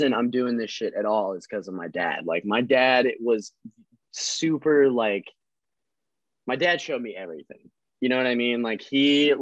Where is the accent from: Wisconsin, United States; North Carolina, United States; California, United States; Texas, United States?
Wisconsin, United States; Cedarburg; I'm from the Berg, baby. I'm from Cedarburg